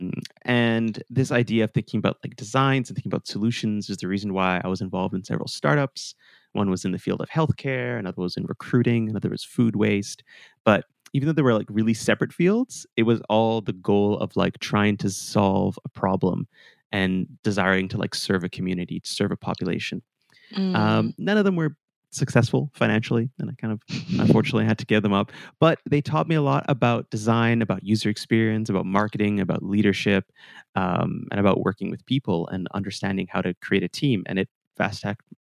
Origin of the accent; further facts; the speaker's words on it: Calgary, Alberta, Canada; moved away as an adult; also born or lived in Portugal / Vancouver; I was born in Portugal, but I flew to Canada before I could learn to walk, and I grew up among the rolling hills of Calgary, Alberta.